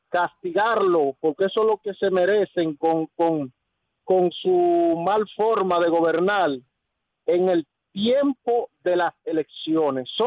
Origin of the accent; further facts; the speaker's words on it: Dominican Republic; nosotros como pueblo dominicano tenemos dos formas, nosotros los dominicanos de resolver esta situación